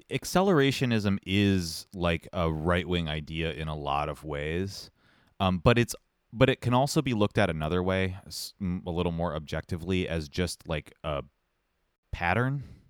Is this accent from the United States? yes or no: no; Montreal, Quebec, Canada; I'm from Montreal